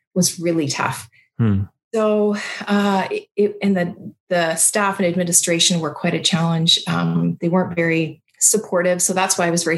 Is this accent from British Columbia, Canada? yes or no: yes; Abbotsford, British Columbia, Canada; moved away; I grew up in Abbotsford, BC, in the Fraser Valley